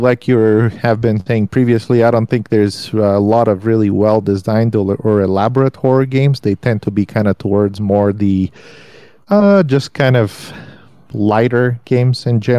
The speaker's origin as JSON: {"language": "English", "country": "Bulgaria", "tie": "born or raised there", "moved": "yes", "said": "Halloween, definitely not even recognized when I was growing up. It just kind of doesn't exist."}